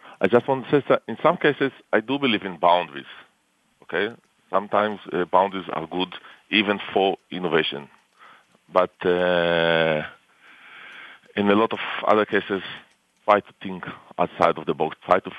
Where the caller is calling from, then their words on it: Tel Aviv District, Israel; I'm calling from our offices in near Tel Aviv.